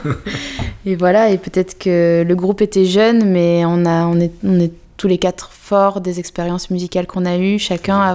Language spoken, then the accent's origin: French; Vaucluse, Provence-Alpes-Côte d'Azur, France; J'ai grandi à sur Sorgue dans le Vaucluse